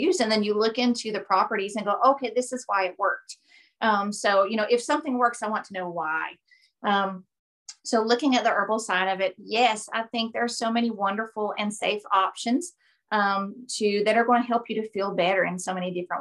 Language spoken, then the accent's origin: English; Appalachian Mountains, Kentucky, United States; also born or lived in Tennessee; I've been born and raised in the Appalachian Mountains.